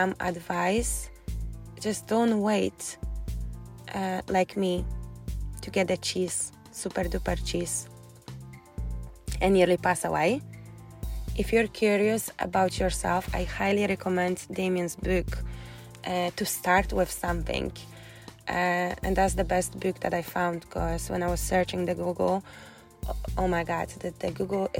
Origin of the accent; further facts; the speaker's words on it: Poland; English is a second language; moved away as an adult; now in Scotland, United Kingdom; when I moved first time to Scotland from Poland